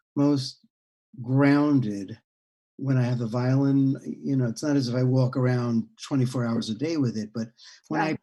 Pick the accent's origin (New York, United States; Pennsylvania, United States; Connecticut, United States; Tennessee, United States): New York, United States; born or raised there; also born or lived in Heidelberg, Germany